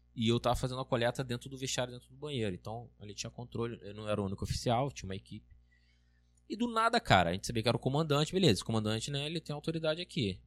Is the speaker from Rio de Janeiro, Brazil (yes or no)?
yes; Rio de Janeiro, Brazil; eu sou carioca, eu sou, sou mais acostumado, assim.